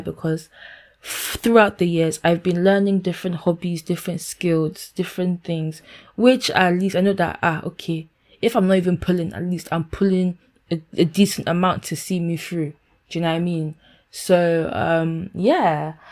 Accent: Ghana; now in London, United Kingdom; I i am a 22 year old lady who lives in London, United Kingdom. Um, I'm Ghanaian

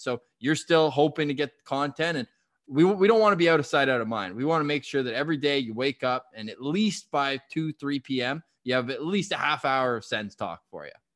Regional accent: Ottawa, Ontario, Canada; also born or lived in Toronto; born and raised Ottawa boy

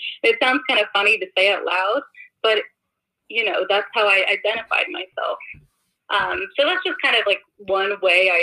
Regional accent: suburbs of Philadelphia, Pennsylvania, United States; moved away as an adult; now in Boston, United States; I grew up in the suburbs of Philadelphia. I'm not even from Philadelphia.

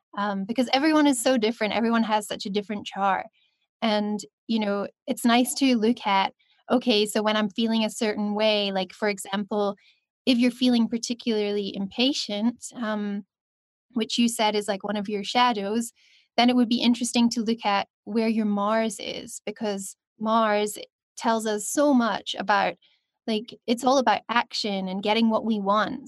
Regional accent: Scotland, United Kingdom; also born or lived in China; now in Cape Town, South Africa; I'm from Scotland, but currently living on my Venus line in Cape Town.

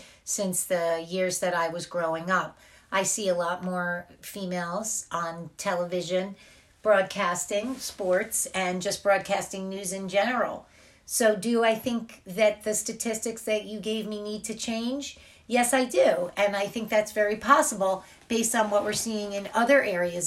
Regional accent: New Jersey, United States; I am from New Jersey, and I've lived here most of my life.

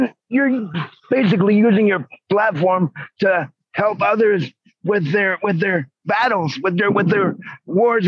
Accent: New York, United States; I was born in New York

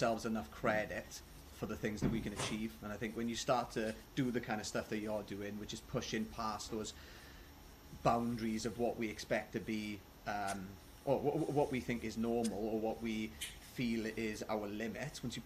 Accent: Wales, United Kingdom; accent: Welsh

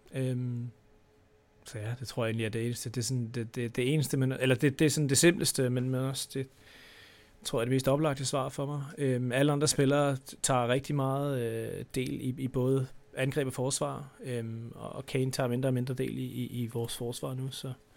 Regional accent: Denmark; vi er danskere

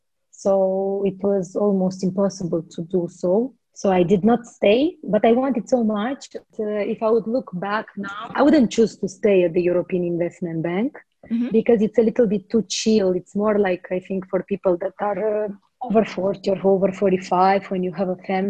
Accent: Moldova; moved away as an adult; also born or lived in Netherlands / Luxembourg; I'm from Moldova

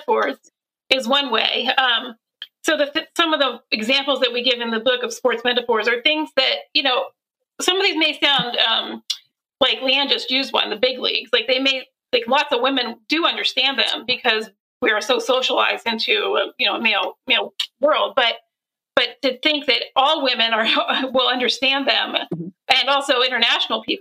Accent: Pennsylvania, United States; I grew up in Pennsylvania

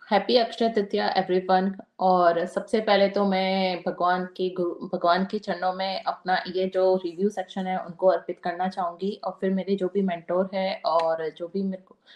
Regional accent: Rajasthan, India; राजस्थान में तो मैं राजस्थान से बिलोंग करती हूँ

